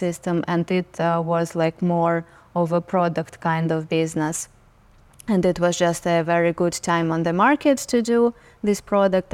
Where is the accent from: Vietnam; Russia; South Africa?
Russia; Saint Petersburg; now in New York, United States; I was born and raised in Russia. I lived in Saint Petersburg, which is second largest city in Russia.